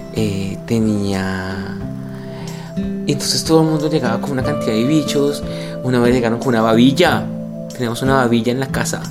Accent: Líbano, Tolima, Colombia; moved away; soy un periodista colombiano de 45 años, eh, soy escritor de no ficción, soy editor, nací en un pueblo que se llama El Líbano Tolima

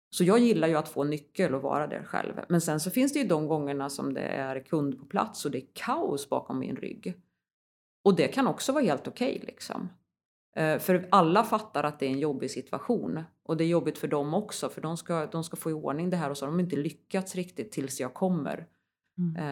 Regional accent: Västergötland, Västra Götaland, Sweden; moved away; also born or lived in Värmland; Jag kommer ju från Västergötland från början

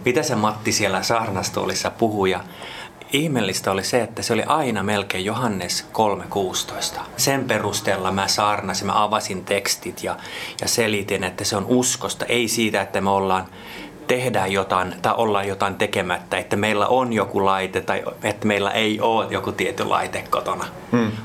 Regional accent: Jakobstad, Ostrobothnia, Finland; first language Swedish; Finnish is a second language; moved away as an adult; also born or lived in Vaasa / Espoo; now in Helsinki, Finland; syntynyt Pietarsaaressa – ja siitäkin voi ymmärtää, että olen täysin ruotsinkielinen

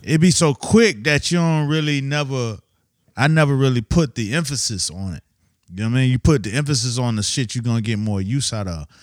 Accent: Miami, Florida, United States; moved away; I'm from Miami, so you know what I'm saying? You know, I didn't have fall and winter

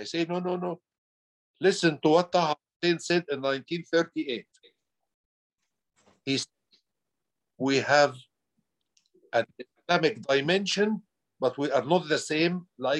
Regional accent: Egypt; English is a second language; I am an Egyptian who was born 1950.

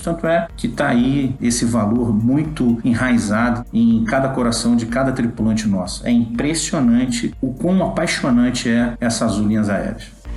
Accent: Rio de Janeiro, Brazil; moved away; sou carioca, né? Vim do Rio de Janeiro.

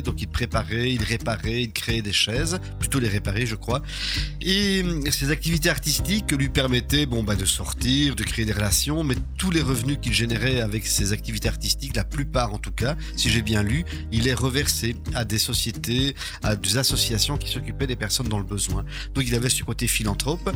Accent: Charleroi, Wallonia, Belgium; en tant que Carolo

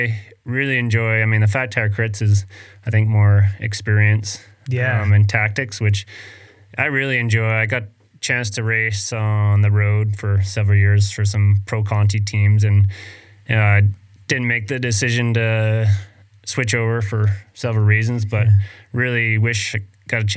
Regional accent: Vancouver Island, British Columbia, Canada; I was really lucky growing up in Canada and BC on Vancouver Island

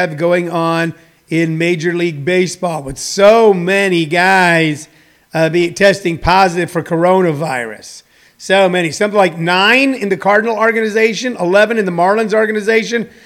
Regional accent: St. Louis, Missouri, United States; I grew up in St. Louis, Missouri. That's a baseball town.

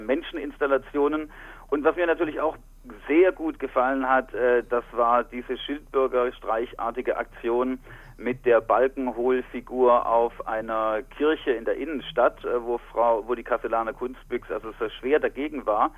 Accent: Heilbronn, Baden-Württemberg, Germany; now in Frankfurt, Germany; Ich bin in Heilbronn im Schwabenland geboren

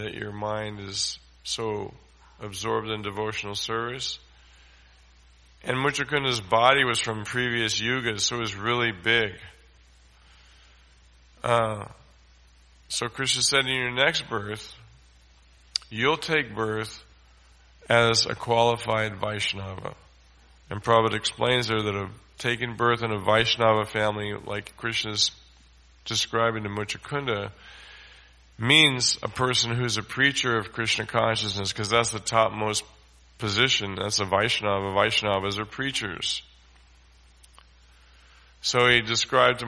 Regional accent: United States; we come from America

